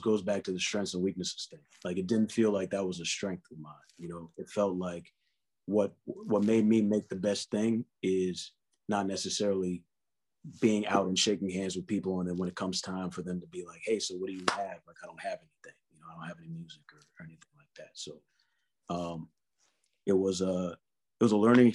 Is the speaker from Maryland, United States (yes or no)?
yes; Columbia, Maryland, United States; moved away as an adult; also born or lived in New York City; I grew up in Columbia, Maryland, so it was like the suburbs.